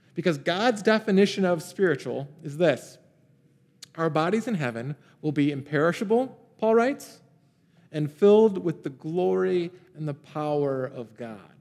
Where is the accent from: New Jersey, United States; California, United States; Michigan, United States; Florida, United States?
Michigan, United States; Pontiac; I grew up in a town called Pontiac